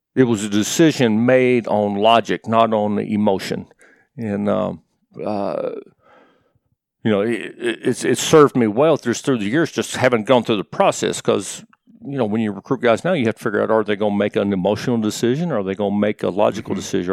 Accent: Morristown, Tennessee, United States; moved away as an adult; also born or lived in Knoxville, Tennessee; I was born in Morristown, grew up there, and, and uh, was fortunate to live in the same, same town until I went off to college

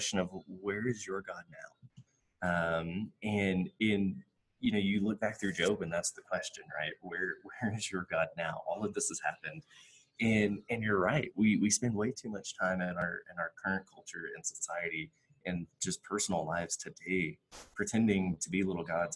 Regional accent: West Texas, United States; Growing up in West Texas

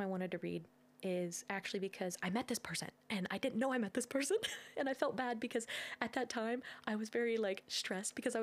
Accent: Ohio, United States; we're from Ohio

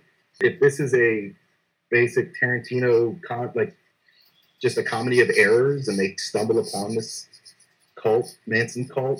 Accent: London, United Kingdom; born there; I was born in London

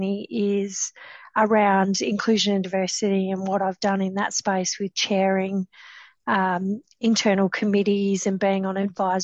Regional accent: the Pilbara, Western Australia, Australia; I grew up in the Pilbara

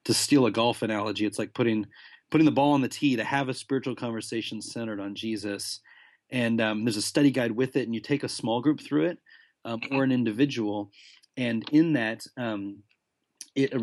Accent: United States; moved away as an adult; now in London, United Kingdom; being an American who lives in London

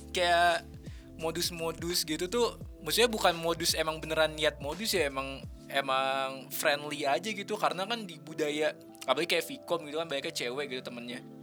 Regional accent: Bogor, West Java, Indonesia; moved away as an adult; now in Bandung, Indonesia; gue kan dari Bogor kan Jabodetabek

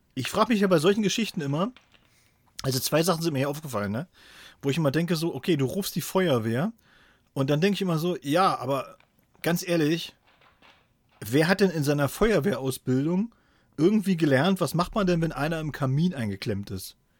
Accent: Thuringia, Germany; now in Helmstedt, Germany; hier von Helmstedt äh, in äh, meine alte Heimat nach Thüringen

